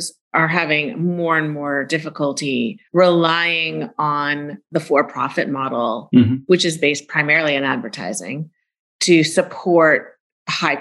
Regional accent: Silicon Valley, California, United States; I grew up in Silicon Valley.

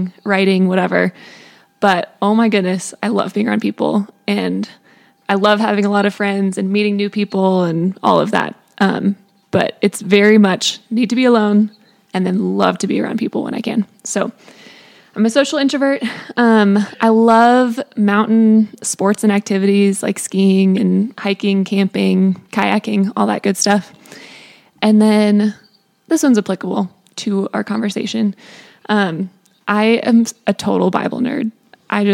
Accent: Colorado, United States; I grew up in Colorado, went to CCU for school

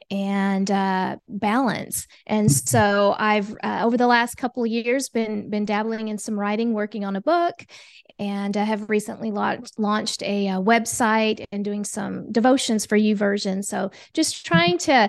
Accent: Oklahoma, United States; moved away as an adult; also born or lived in Germany / Asia; originally I'm from Oklahoma

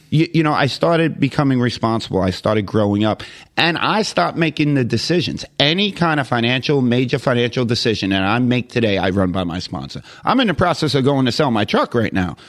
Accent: New York City, New York, United States; moved away as an adult; now in Jacksonville, United States; I conned my way into coming to Jacksonville, Florida from Queens, New York

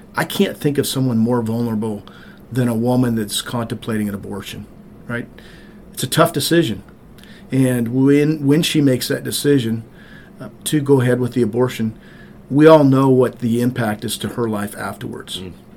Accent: Montana, United States; also born or lived in Cartersville, Georgia; now in White, Georgia, United States; I grew up on a farm in rural Montana.

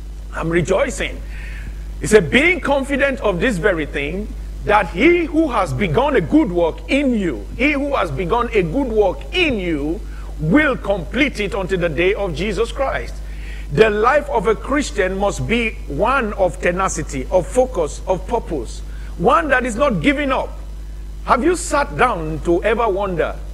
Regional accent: Nigeria; moved away; In my home country in the 70s

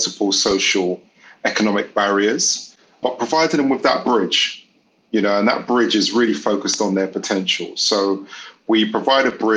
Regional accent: London, United Kingdom; I grew up in the East End of London.

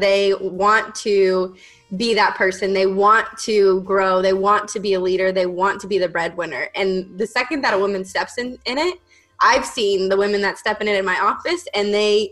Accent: Las Vegas, Nevada, United States; moved away; I'm from Las Vegas and born and raised there.

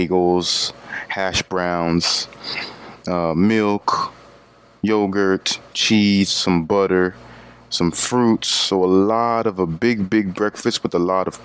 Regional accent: Florida, United States; growing up in Florida

